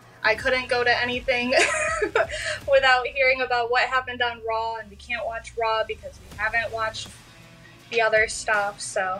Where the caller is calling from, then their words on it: Wyandotte, Michigan, United States; Yeah, I'm in Wyandotte. If you're from Detroit, if I said I was from Detroit, that would be a big crime.